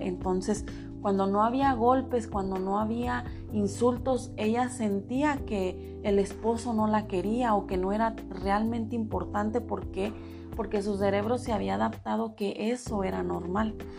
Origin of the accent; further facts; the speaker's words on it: Mexico; porque yo soy mexicana